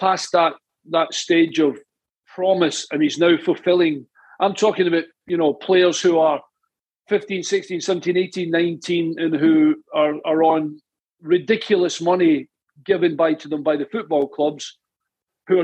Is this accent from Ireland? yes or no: no; Ayr, Scotland, United Kingdom; I was born in Ayr in Scotland on the West Coast. And I joined the boys club there.